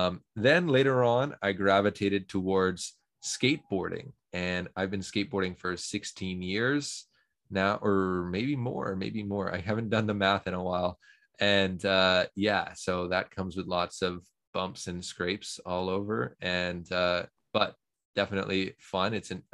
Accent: Toronto, Ontario, Canada; Oh, so me being from Toronto, Canada, of course, I mean, we only have one basketball team in the whole country

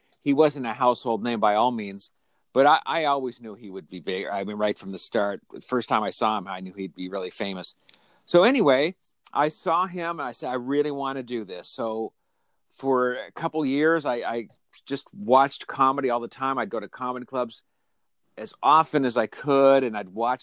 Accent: Colorado, United States; now in Los Angeles, United States; So I grew up in Colorado. That's where I'm from originally. I live in Los Angeles now

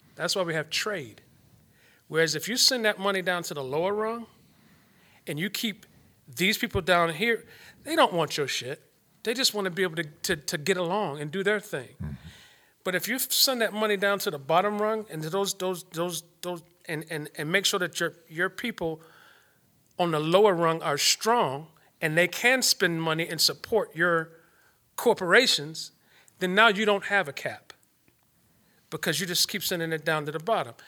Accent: Detroit, Michigan, United States; I come from Detroit, the inner city of Detroit

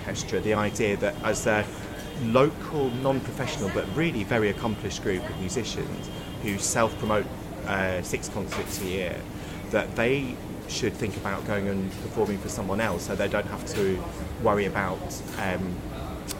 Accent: Wolverhampton, West Midlands, United Kingdom; I grew up in the West Midlands, and the bit I was on the border between the West Midlands and Staffordshire

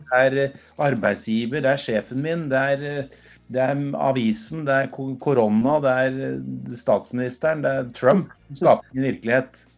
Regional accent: Norway; jeg er norsk, jeg er, gutt, jeg er fra Norge

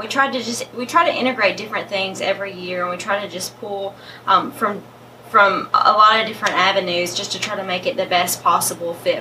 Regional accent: Gleason, Tennessee, United States; I'm from Gleason

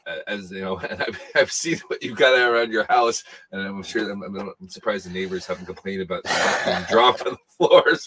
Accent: United States; as an American

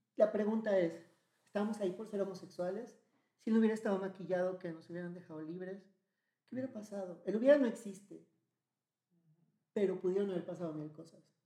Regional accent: Mexico; De México

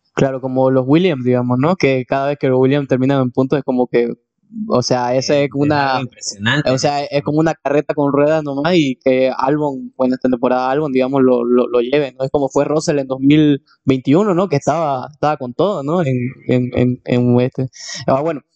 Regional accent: Santa Cruz de la Sierra, Santa Cruz, Bolivia; nosotros somos de Santa Cruz, Bolivia

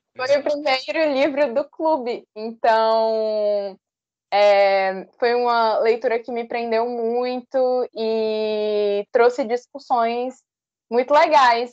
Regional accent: Northeasterners, Northeast Region, Brazil; somos nordestinos

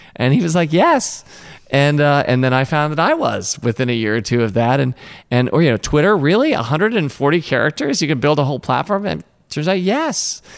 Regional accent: Washington, District of Columbia, United States; I grew up in Washington, D C. That's where Tom and I are from

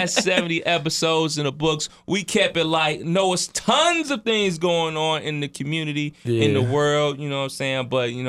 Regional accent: Cleveland, Ohio, United States; so I would almost be I would be representing Dayton more than Cleveland, but I am from Cleveland

